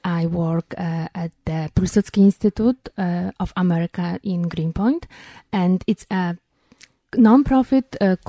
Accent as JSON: {"language": "English", "country": "Poland", "tie": "born or raised there", "moved": "as an adult", "lives_now": "Middle Village, New York, United States", "said": "I was born in Poland, and I went to law school in Poland"}